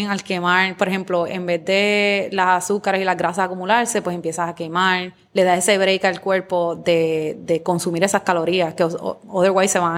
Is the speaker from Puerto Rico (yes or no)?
yes; Guayama, Puerto Rico; moved away; also born or lived in California; yo soy de Guayama. De Guayama, de Guayama.